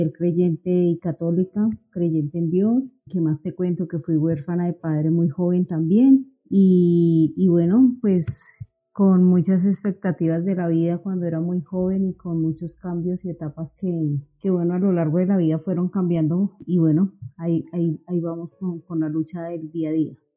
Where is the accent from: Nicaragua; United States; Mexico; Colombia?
Colombia; Bogotá; yo soy una bogotana